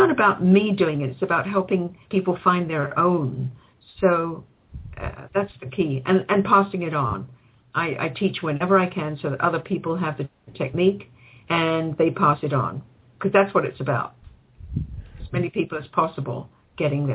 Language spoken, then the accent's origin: English; England, United Kingdom; now in Canada; I grew up in England